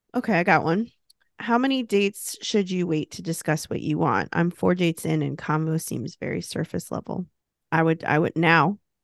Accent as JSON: {"language": "English", "country": "United States", "said": "being American"}